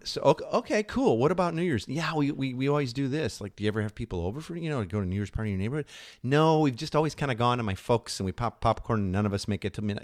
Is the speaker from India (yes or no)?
no; Midwest, United States; moved away; we're from the Midwest originally